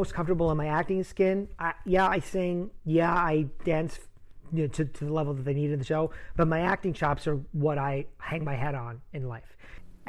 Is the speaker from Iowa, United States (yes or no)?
no; New Rochelle, New York, United States; moved away as an adult; now in Chicago, United States; I grew up in New Rochelle, New York.